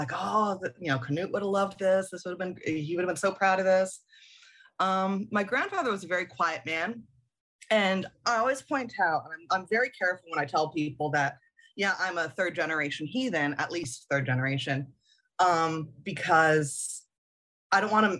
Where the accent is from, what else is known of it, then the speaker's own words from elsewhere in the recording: Germany; So I grew up overseas in West Germany in the 80s, excuse me, and I didn't have a lot of interaction with any other faiths.